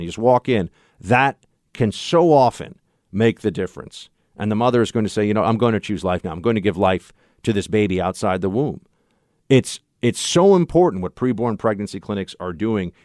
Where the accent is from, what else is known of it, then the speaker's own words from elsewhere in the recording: New York, United States; here in New York, my home state